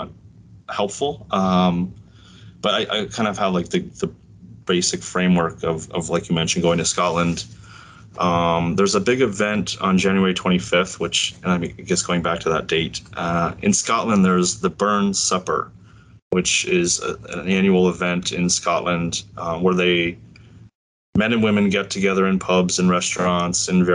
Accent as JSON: {"language": "English", "town": "St. Catharines", "region": "Ontario", "country": "Canada", "tie": "born or raised there", "also_born_or_lived": "Shanghai, China / Cairo, Egypt", "moved": "as an adult", "said": "my hometown in St. Catharines"}